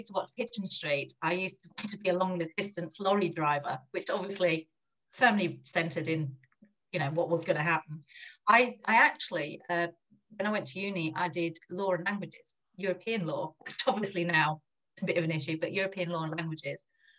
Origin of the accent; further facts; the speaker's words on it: Germany; I've lived here, there and everywhere, but a big part of my childhood was growing up in Germany, and my parents were actually, when I look back now, very forward-looking, that they sent myself and my older brother to German schools.